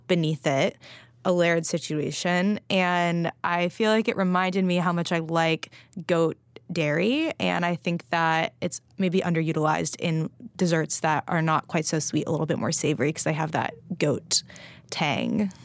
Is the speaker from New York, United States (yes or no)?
no; Los Angeles, California, United States; moved away; we did have an aloe plant growing up in Los Angeles